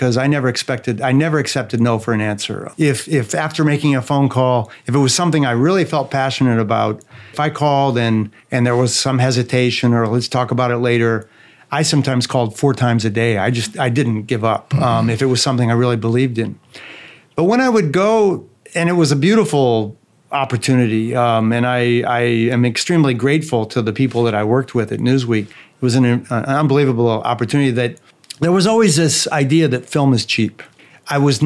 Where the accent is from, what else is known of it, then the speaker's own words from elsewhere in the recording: Fort Wayne, Indiana, United States; moved away as an adult; also born or lived in New York; now in France; drive to the essentially inner city of my hometown.